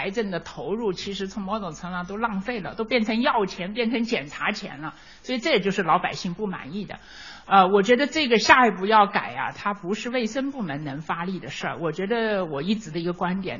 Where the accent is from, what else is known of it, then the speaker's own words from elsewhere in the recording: China; 我觉得我们中国可能跟别的国家比，我们有个独特的优势，就是中国人的养生文化。